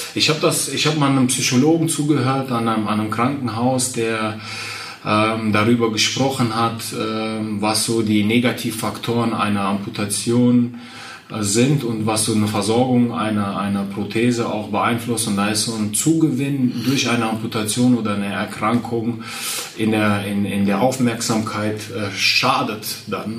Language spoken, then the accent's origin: German; Westerwald, Rhineland-Palatinate, Germany; also born or lived in Kazakhstan / Borken; wenn ich meine Kindheit äh, im Westerwald Revue passieren lasse und meine Kindheit in Kasachstan passieren lasse